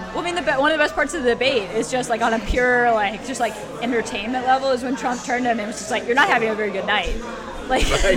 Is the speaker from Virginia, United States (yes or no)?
yes; D.C. area, Northern Virginia, United States; the D.C. area.